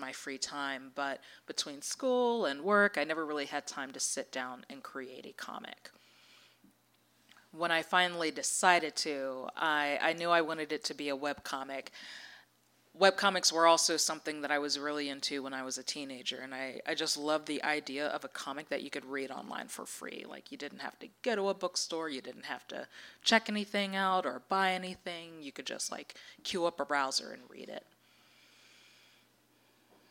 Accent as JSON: {"language": "English", "region": "Maryland", "country": "United States", "tie": "born or raised there", "moved": "yes", "said": "I grew up in Maryland"}